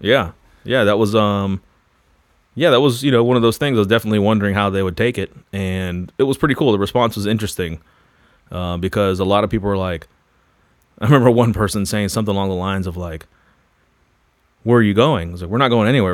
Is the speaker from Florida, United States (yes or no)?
yes; Florida, United States; moved away as an adult; also born or lived in Louisville; I grew up in Florida, r, heavily involved in the surf and skate culture.